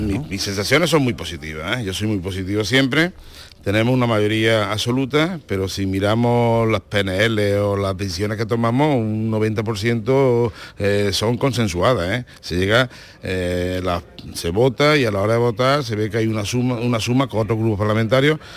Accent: Andalusia, Spain; accent: Andalusian; estamos muy orgullosos de ser andaluces, de vivir en Andalucía

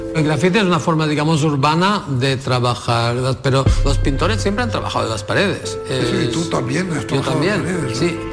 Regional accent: Almería, Andalusia, Spain; yo soy anfitrión, que están en mi tierra

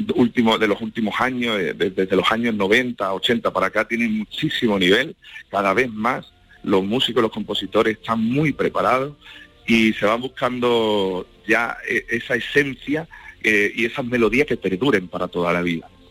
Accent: La Puebla del Río, Andalusia, Spain; patrona de mi pueblo, de la Puebla del Río

